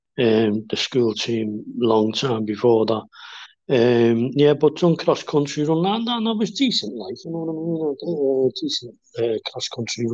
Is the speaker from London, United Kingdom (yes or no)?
no; Kirkby, North West England, United Kingdom; I grew up in Kirby, West Vale